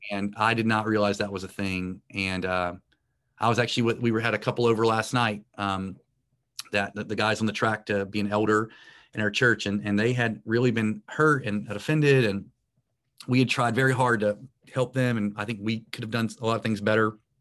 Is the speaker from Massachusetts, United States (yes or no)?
no; Morehead City, North Carolina, United States; in my hometown. And, uh, it's a small town in coastal North Carolina.